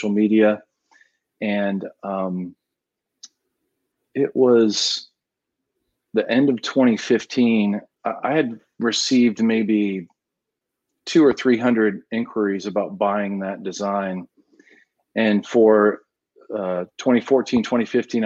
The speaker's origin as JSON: {"language": "English", "region": "New England", "country": "United States", "tie": "born or raised there", "moved": "yes", "lives_now": "Austin, United States", "said": "Growing up in New England, I speak that language well, that Victorian stick look."}